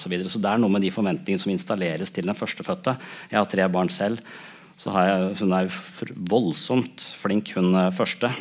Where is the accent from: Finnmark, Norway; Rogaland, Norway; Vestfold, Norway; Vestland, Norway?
Vestfold, Norway; Tønsberg; Jeg vokste opp i Tønsberg